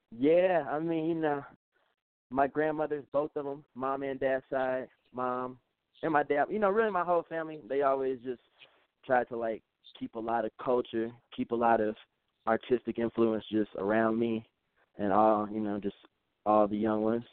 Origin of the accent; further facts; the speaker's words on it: Chicago, Illinois, United States; moved away as an adult; now in Durango, Colorado, United States; I'm from Chicago originally. I'm from the South Side of Chicago